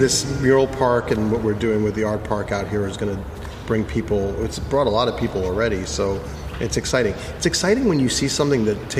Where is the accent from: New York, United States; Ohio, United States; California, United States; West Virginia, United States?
New York, United States; also born or lived in North Africa; You know, growing up in Manhattan